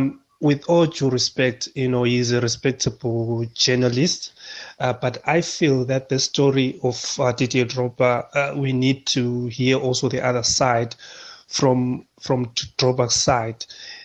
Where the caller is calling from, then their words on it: Cape Town, Western Cape, South Africa; I'm phoning you from Cape Town, Walang.